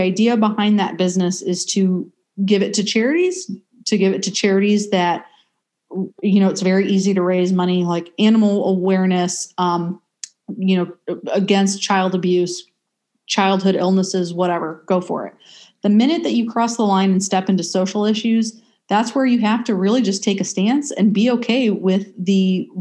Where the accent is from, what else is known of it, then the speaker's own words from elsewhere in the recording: United States; as an American